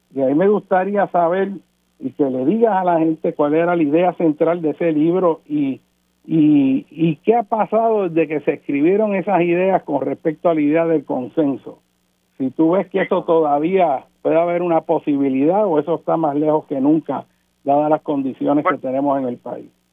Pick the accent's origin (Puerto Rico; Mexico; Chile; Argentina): Puerto Rico; nosotros como puertorriqueños